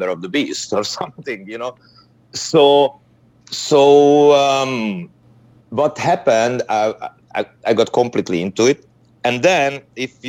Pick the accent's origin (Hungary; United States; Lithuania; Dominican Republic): Hungary; English is a second language; I'm from Hungary. We were in a communist country